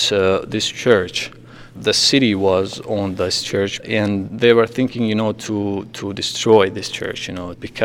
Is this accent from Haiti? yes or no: no; Bosnia & Herzegovina; now in Utica, United States; I'm from Bosnia, and I'm 24 years old.